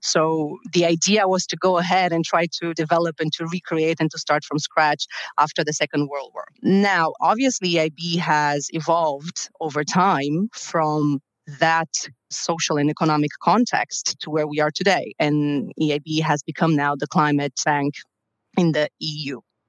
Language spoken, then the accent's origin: English; Romania; moved away as an adult; also born or lived in Brussels; I come from Romania.